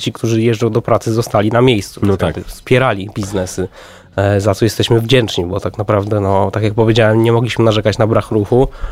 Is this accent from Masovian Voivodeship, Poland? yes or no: yes; Warsaw, Masovian Voivodeship, Poland; ja się wychowałem na Starym Żoliborzu, tam 12 lat chodziłem do szkoły muzycznej